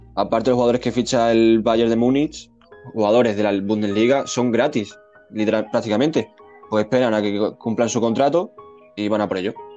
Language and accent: Spanish; Spain; somos españoles